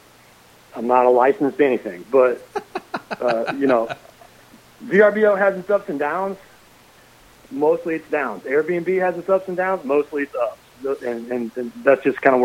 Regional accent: Nebraska, United States; moved away; I grew up in Nebraska

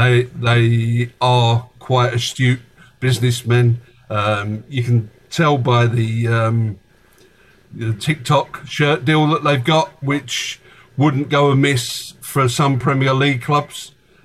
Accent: London, United Kingdom; as someone who was born and bred in Tottenham

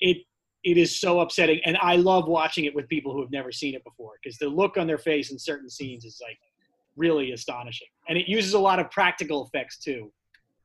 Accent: Drexel Hill, Pennsylvania, United States; now in New York, United States; I am from Drexel Hill, Pennsylvania

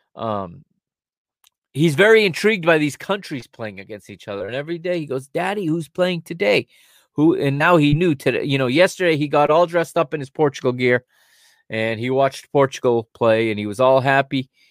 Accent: Hudson, Massachusetts, United States; moved away; back in my hometown. I believe in Hudson, Massachusetts.

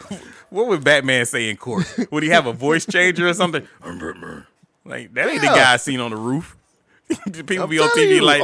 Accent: Detroit, Michigan, United States; Well, I'm from Detroit.

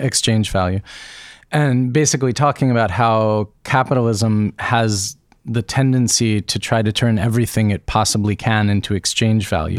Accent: United States; As an American child of the nineteen eighties

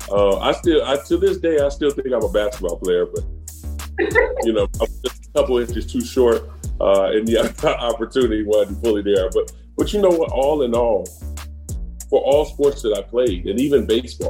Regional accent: Chicago, Illinois, United States; growing up in Chicago

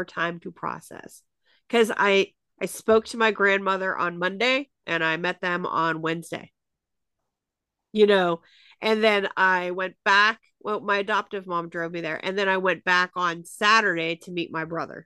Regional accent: Pittsburgh, Pennsylvania, United States; I was born in Pittsburgh.

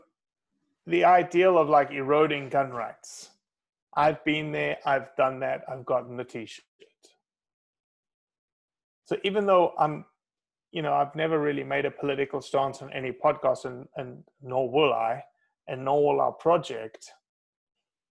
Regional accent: South Africa; moved away as an adult; now in United States; From a country where I came from, from South Africa, it's very strict gun controls, hardly any public land, lived in a city of 8.5 million people

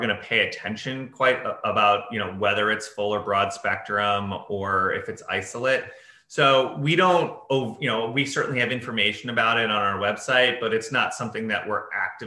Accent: Chicago, Illinois, United States; moved away; when I was growing up, it was like, growing up in Chicago

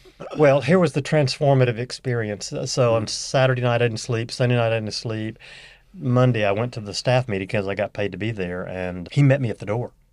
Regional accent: Northeast Louisiana, United States; moved away; also born or lived in Arkansas / Fort Worth, Texas / Houston, Texas; I grew up in Northeast Louisiana

